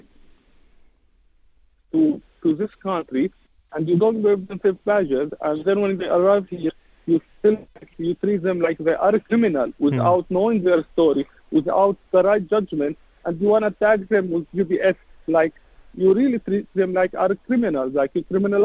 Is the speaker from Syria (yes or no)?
yes; Syria; moved away as an adult; now in United Kingdom; When I moved to UK, I'm originally from Syria